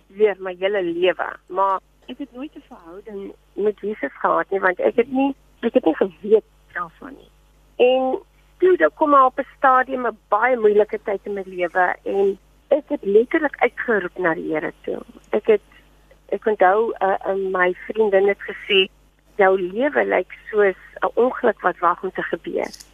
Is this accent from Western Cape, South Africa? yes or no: yes; Paternoster, Western Cape, South Africa; ek het groot geword in Paternoster, die klein vissersdorpie